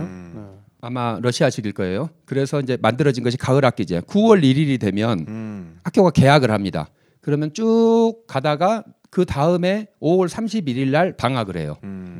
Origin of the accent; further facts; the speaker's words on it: Seoul, South Korea; 서울 사람이면서